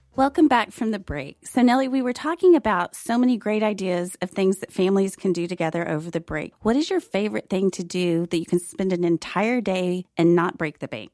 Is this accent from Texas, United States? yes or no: yes; Fort Worth, Texas, United States; now in Dallas, United States; Fort Worth is my hometown